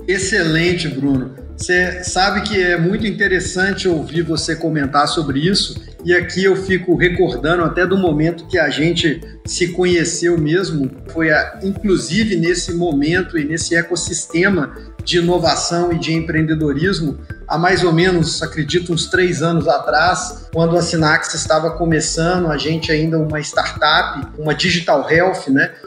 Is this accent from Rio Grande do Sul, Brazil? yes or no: no; Belo Horizonte, Minas Gerais, Brazil; moved away as an adult; now in Natal, Brazil; Eu sou de Belo Horizonte